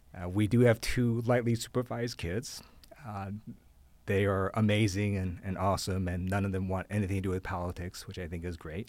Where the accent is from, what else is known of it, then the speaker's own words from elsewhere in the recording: Ohio, United States; moved away; also born or lived in Taiwan / Guam; I grew up in Ohio